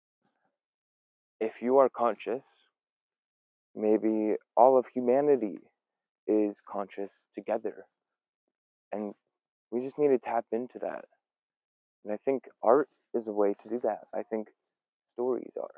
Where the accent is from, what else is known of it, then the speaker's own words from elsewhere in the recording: Pacific Northwest, United States; also born or lived in Belfast, Northern Ireland; I was born in Belfast, Northern Ireland. I moved to the Pacific Northwest whenever I was a couple years old. And I've been here ever since.